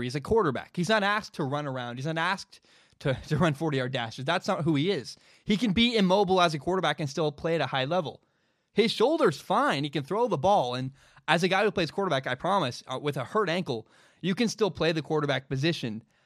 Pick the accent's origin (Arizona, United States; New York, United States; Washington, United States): Washington, United States; my home state of Washington